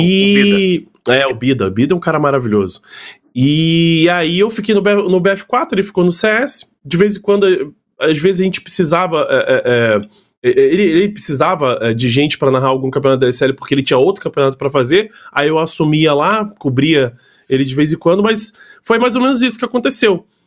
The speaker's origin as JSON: {"language": "Portuguese", "town": "Niterói", "region": "Rio de Janeiro", "country": "Brazil", "moved": "as an adult", "lives_now": "São Paulo, Brazil", "said": "eu sou de Niterói"}